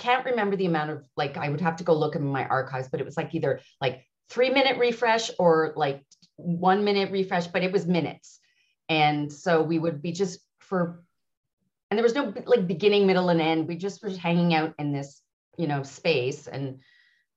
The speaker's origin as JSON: {"language": "English", "town": "Montreal", "region": "Quebec", "country": "Canada", "tie": "born or raised there", "moved": "as an adult", "lives_now": "Ottawa, Canada", "said": "I'm originally from Montreal and I'm born and raised. And then I moved to Ottawa 6 years ago"}